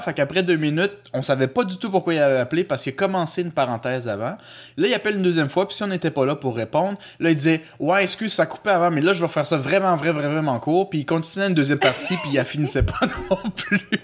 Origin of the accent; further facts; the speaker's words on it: Quebec, Canada; also born or lived in Costa Rica; je suis euh, québécois francophone à saveur culturelle latino-américaine